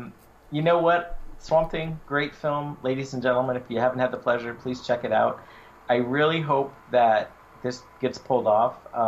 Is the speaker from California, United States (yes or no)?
yes; San Jose, California, United States; growing up in San Jose